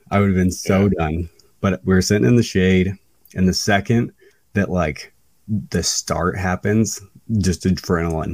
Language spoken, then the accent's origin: English; Iowa, United States; I'm from Iowa. I'm in California right now